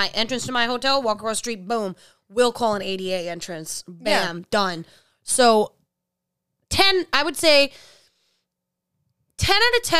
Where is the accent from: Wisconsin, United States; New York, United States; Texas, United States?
New York, United States; I'm a New Yorker